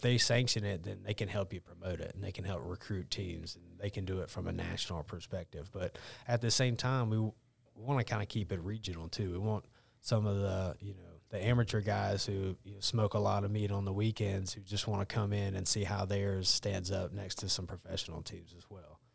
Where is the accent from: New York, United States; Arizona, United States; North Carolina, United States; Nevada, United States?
North Carolina, United States; Cleveland County; I grew up in Cleveland County